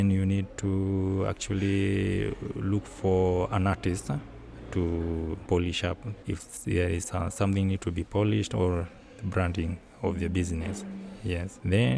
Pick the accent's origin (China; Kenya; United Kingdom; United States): Kenya; Nairobi; I'm from Kenya, Nairobi. I have a barbershop in Nairobi